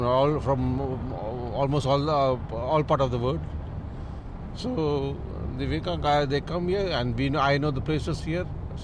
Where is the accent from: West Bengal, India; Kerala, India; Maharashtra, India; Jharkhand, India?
Kerala, India; now in Dubai, United Arab Emirates; I'm from Kerala.